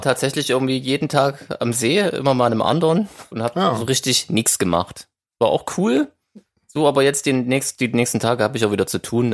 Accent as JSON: {"language": "German", "region": "Saxony", "country": "Germany", "said": "ich als Sachse"}